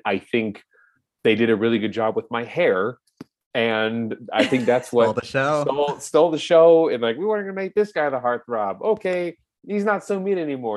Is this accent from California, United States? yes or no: yes; Orange County, California, United States; moved away as an adult; now in Los Angeles, United States; born and raised in Orange County.